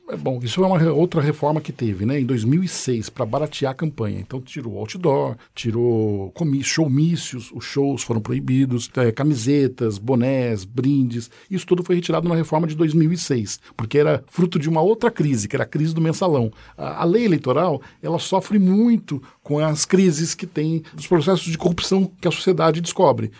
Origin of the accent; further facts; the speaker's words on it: Santos, São Paulo, Brazil; now in São Paulo, Brazil; nasci em Santos, estou um tempo em São Paulo, 30 anos em São Paulo